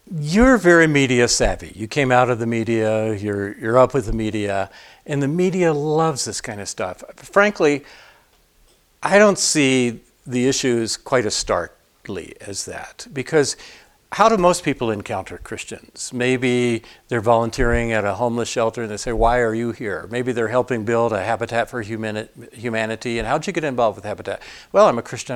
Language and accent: English; Atlanta, Georgia, United States; I grew up in Atlanta.